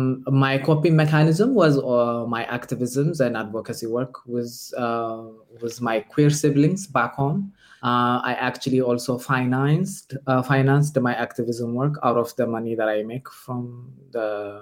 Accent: Ethiopia; moved away as an adult; now in Austria; when you are born and raised in Ethiopia, I'm originally from Ethiopia.

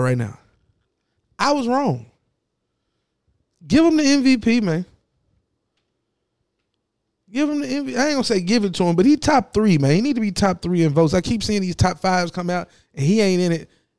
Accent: Southwest Tennessee, United States; I'm from Southwest Tennessee.

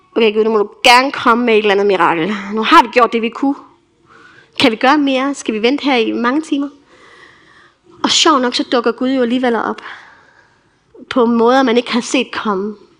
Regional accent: Denmark; also born or lived in Tanzania

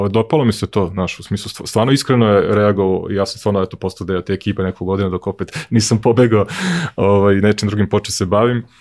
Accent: Serbia; ja sam poslednji Srbin koji je otkrio Netflix i HBO

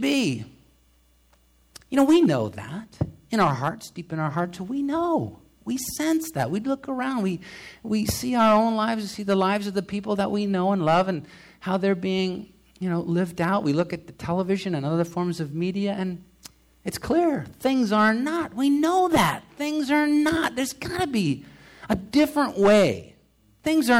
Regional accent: United States; I'm an American

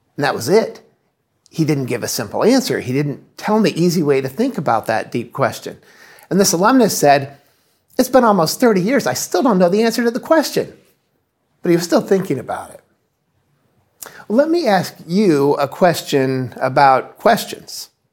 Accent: Indiana, United States; moved away as an adult; now in Massachusetts, United States; we're originally from the Midwest, from Indiana.

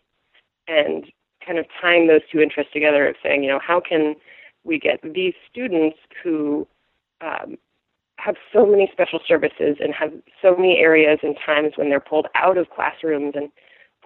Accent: Vermont, United States; I grew up in Vermont, so kind of central area

